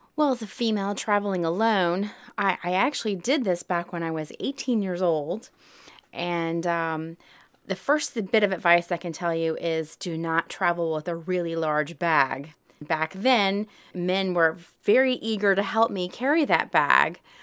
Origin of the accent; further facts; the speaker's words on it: Southern, United States; accent: Southern twang; when I speak German, I speak with a little bit of a Southern twang